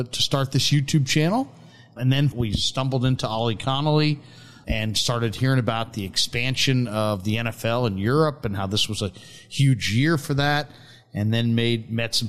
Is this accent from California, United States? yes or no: yes; San Francisco, California, United States; I grew up in San Francisco